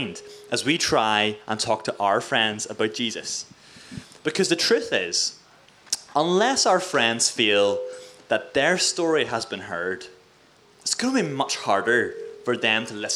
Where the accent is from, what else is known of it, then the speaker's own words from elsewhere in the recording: Mid-Ulster, Northern Ireland, United Kingdom; also born or lived in Coleraine; I'm from Mid-Ulster, right? I'm a wee country Christian Presbyterian boy